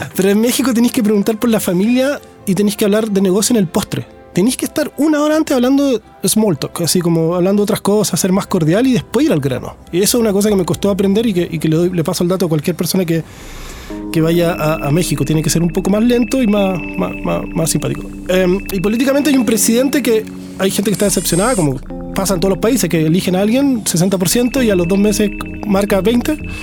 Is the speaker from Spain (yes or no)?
no; Puerto Montt, Los Lagos, Chile; moved away; also born or lived in Santiago; Yo soy de Puerto Montt